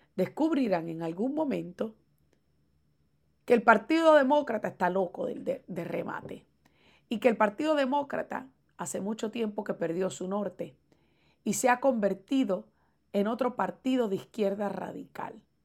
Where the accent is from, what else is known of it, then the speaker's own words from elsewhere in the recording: Puerto Rico; yo como puertorriqueña